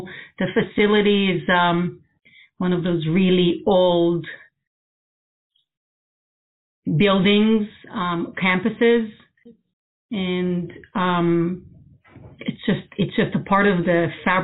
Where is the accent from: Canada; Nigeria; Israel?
Israel; moved away as an adult; now in United States; I grew up in Israel. I'm originally from there. I've been in the U.S. for about 25 years now, so more than half my life